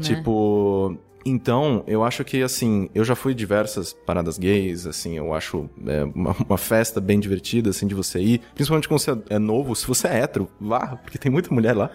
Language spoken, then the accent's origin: Portuguese; interior of São Paulo, Brazil; now in São Paulo, Brazil; eu sou do interior, né? Sou do interior de São Paulo e tal. E quando eu vim para São Paulo, há quase 10 anos atrás